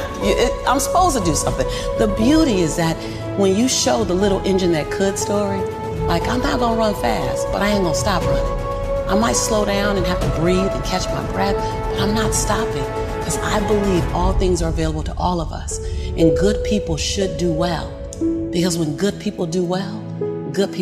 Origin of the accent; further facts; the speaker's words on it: Los Angeles, California, United States; born and raised in South Central